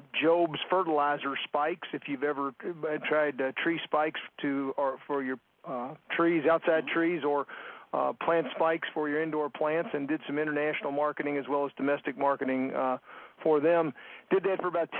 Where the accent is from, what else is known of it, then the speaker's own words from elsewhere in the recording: Louisville, Kentucky, United States; I'm calling from Louisville, Kentucky, which is my hometown